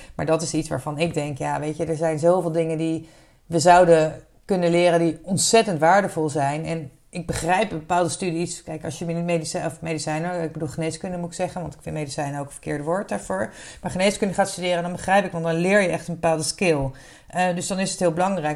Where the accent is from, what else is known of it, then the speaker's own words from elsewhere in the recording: Wassenaar, South Holland, Netherlands; opgegroeid in Wassenaar